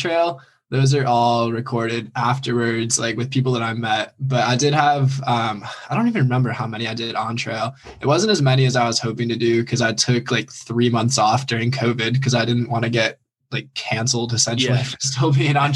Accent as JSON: {"language": "English", "region": "New York", "country": "United States", "said": "I'm from New York, not California"}